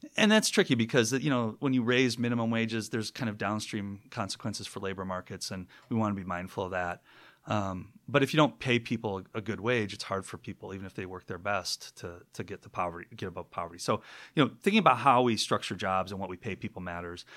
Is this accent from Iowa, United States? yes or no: no; Minneapolis, Minnesota, United States; moved away as an adult; also born or lived in Michigan; now in Seattle, United States; I'm from Minneapolis originally